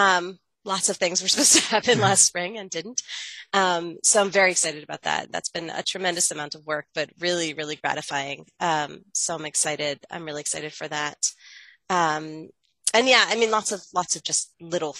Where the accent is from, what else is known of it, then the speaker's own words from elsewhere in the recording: Baltimore, Maryland, United States; I grew up in Baltimore